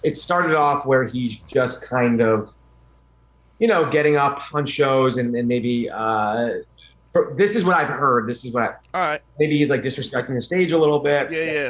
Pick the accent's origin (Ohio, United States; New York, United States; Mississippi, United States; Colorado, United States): New York, United States; Westchester; Westchester, New York.